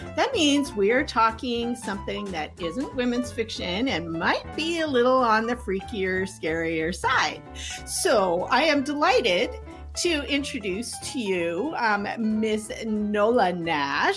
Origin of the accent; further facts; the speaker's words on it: Canada; I grew up in Canada